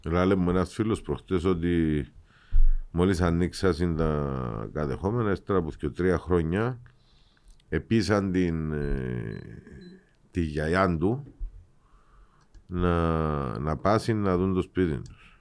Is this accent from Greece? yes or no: no; Cyprus; είμαστε εμείς Ελληνοκύπροι